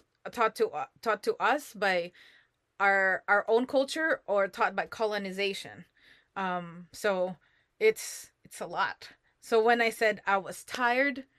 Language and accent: English; Philippines; I'm Filipino